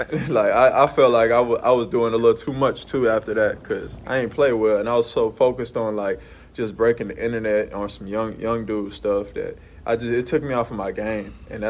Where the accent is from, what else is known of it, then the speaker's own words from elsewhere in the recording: New Orleans, Louisiana, United States; Man, I'm from New Orleans. So, you know, New Orleans has a culture about it that's smooth, jazz, French-esque.